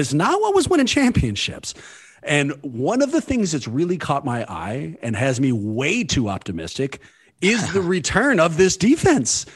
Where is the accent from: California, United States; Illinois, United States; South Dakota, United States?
California, United States; Born and raised in California